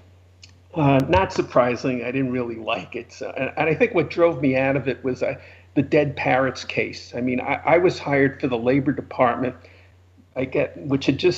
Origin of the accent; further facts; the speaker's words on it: New York City, New York, United States; accent: New York; moved away as an adult; also born or lived in Los Angeles / San Francisco; you can hear from my accent I'm a New Yorker originally.